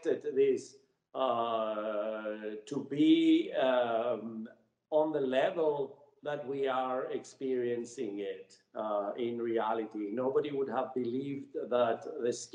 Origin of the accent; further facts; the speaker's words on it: Cyprus; I grew up in Cyprus, and as a child, you know, at the age of 7 years old, we had the Turkish invasion.